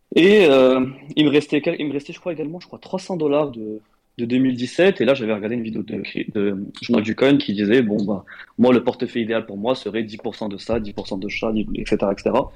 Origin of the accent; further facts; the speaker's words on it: Morocco; moved away as an adult; now in France; j'ai grandi au Maroc